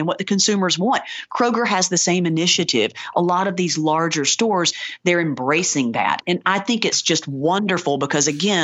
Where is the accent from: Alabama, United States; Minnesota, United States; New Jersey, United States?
Alabama, United States; Ozark; I grew up in rural Alabama